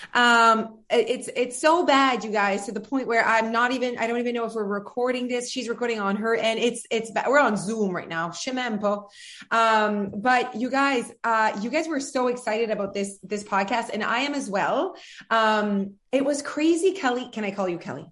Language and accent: English; France; English is a second language; moved away; I'm French